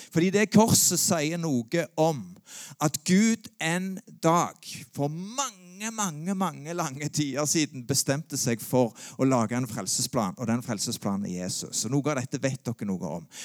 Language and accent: Norwegian; Sandnes, Rogaland, Norway; jeg vokste opp på Gandal